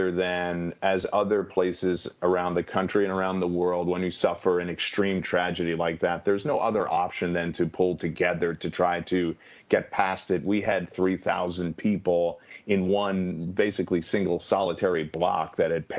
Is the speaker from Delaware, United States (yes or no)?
no; New York City, New York, United States; also born or lived in Boston; I actually grew up in New York, a native New Yorker. I grew up in Queens, New York.